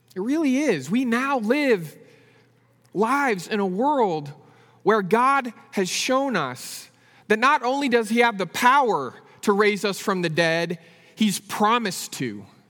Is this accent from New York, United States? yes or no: no; San Francisco Bay Area, California, United States; I grew up in the San Francisco Bay Area.